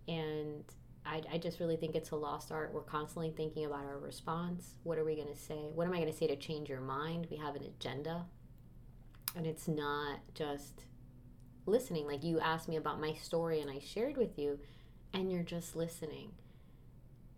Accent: Miami, Florida, United States; moved away; also born or lived in East Coast / Midwest; I am from Miami, Florida.

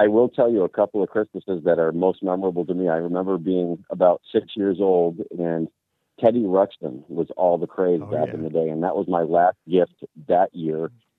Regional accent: New Hampshire, United States; growing up in New Hampshire, I grew up with my grandparents

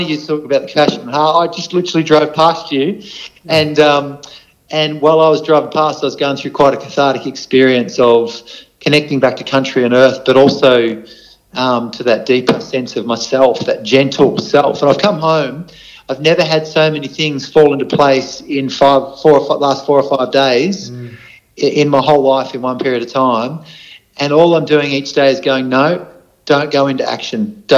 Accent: Australia; also born or lived in Darwin; I grew up travelling around Australia. I had three stints living up in Darwin.

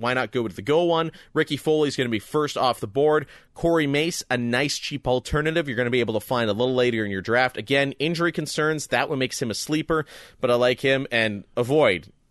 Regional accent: Canada; there's not many guys that are more proud to be Canadian than the two of us

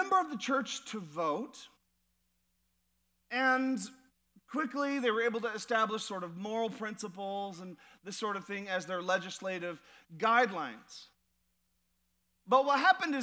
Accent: United States; As American Christians

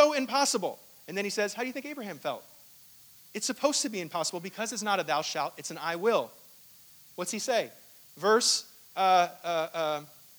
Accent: Hong Kong; I was born in Hong Kong, and I don't remember a thing of it

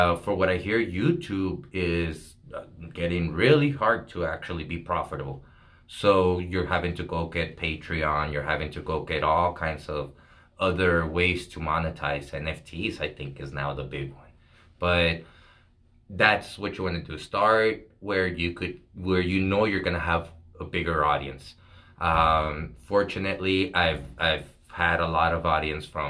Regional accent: El Paso, Texas, United States; I grew up here in Segundo Barrio

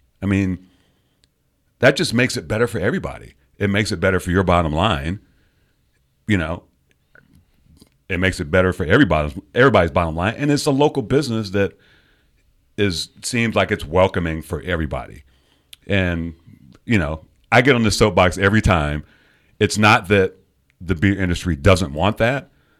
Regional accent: United Kingdom; moved away; I'm British.

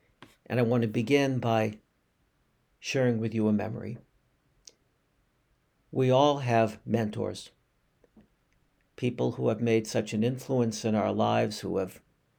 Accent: Brookline, Massachusetts, United States; In the synagogue, I grew up in Congregation Keilat Israel in Brookline, Massachusetts.

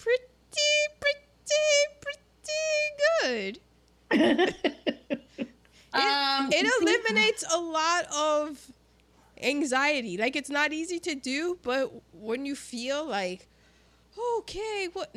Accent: United States; I'm American

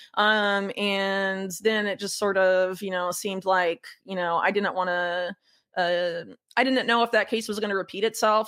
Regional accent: Sarasota, Florida, United States; moved away as an adult; also born or lived in North Carolina; now in South America; I grew up in Florida, Sarasota

